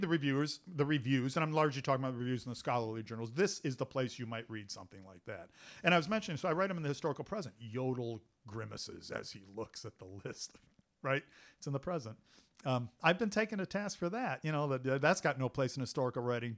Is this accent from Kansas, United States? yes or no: no; Cleveland, Ohio, United States; I grew up in Cleveland, Ohio